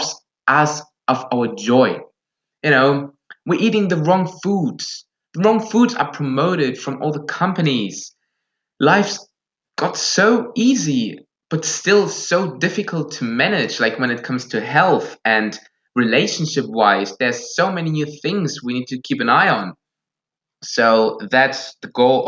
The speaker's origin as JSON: {"language": "English", "country": "Germany", "first_language": "Russian and German", "second_language": "English", "said": "I'm from Germany. English is not my native language."}